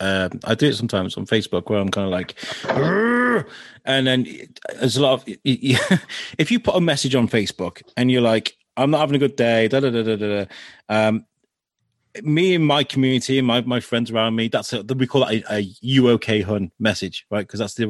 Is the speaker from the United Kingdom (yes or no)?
yes; United Kingdom; we're British, we're over polite, and we're not direct in our nature, you know.